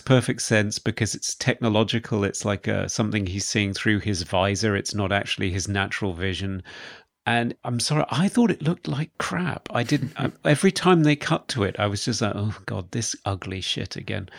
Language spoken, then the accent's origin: English; United Kingdom; accent: British; my British accent